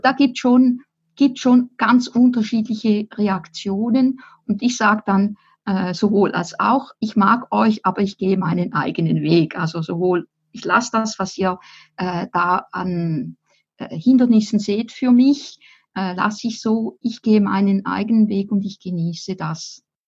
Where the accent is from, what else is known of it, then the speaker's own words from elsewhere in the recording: Appenzell, Switzerland; Ich bin im Appenzellerland aufgewachsen